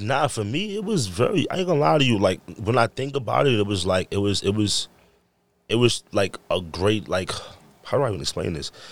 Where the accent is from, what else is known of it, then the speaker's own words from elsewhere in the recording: New York, United States; moved away; I came from New York and I break dance